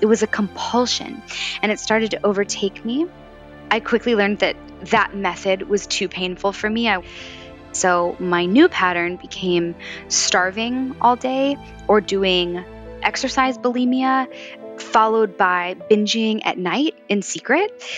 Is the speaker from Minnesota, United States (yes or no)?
no; Valley Forge, Pennsylvania, United States; moved away as an adult; also born or lived in Los Angeles; now in New York City, United States; I grew up just outside of Philadelphia in Valley Forge, Pennsylvania